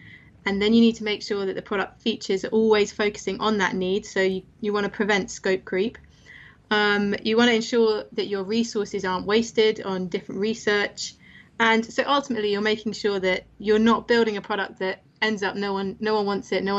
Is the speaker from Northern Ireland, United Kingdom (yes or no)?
no; London, United Kingdom; also born or lived in Manchester; I'm from London.